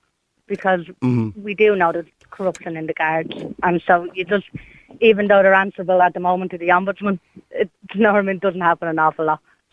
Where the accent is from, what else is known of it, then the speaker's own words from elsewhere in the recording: Dublin, Leinster, Ireland; I'm from Ballymun